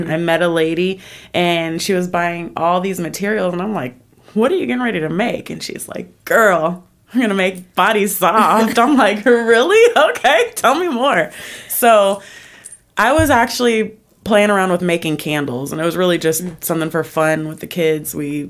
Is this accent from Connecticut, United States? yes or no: no; Chicago, Illinois, United States; Originally, I'm from Chicago, but I've been in Georgia forever. I lived in Vegas for a couple years and came back to Georgia.